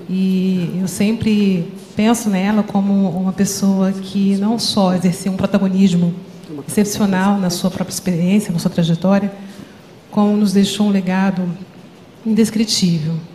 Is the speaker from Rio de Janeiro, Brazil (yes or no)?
yes; Rio de Janeiro, Brazil; sou psicóloga, psicooncologista, paliativista, sou do Rio de Janeiro.